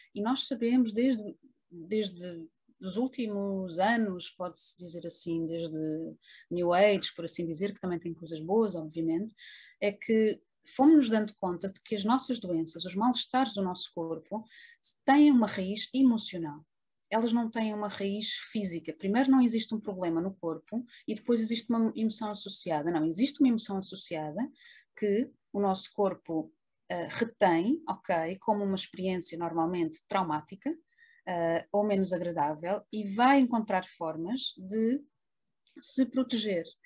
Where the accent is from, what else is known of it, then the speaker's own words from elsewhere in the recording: Lisbon, Portugal; moved away as an adult; also born or lived in Trás-os-Montes; eu vivia muito longe da minha cidade natal, que é Lisboa